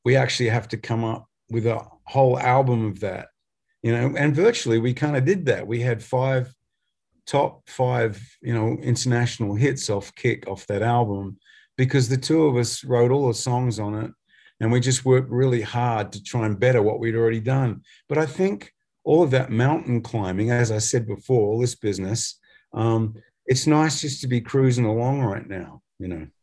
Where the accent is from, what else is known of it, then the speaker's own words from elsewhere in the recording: Australia; we're from Australia